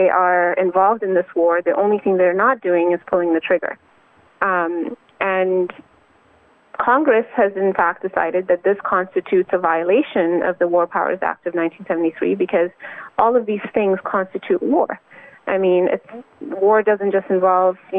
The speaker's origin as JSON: {"language": "English", "country": "Canada", "said": "I'm Canadian."}